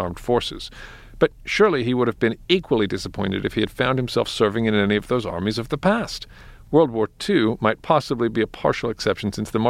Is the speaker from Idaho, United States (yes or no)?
yes; Idaho, United States; I grew up in Idaho and know quite a few.